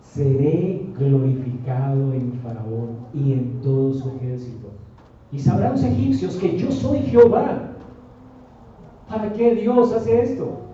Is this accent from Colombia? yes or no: yes; Colombia